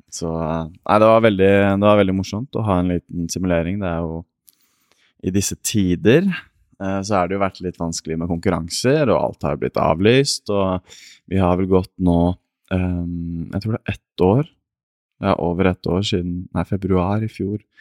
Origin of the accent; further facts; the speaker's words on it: Asker, Akershus, Norway; født og oppvokst i Asker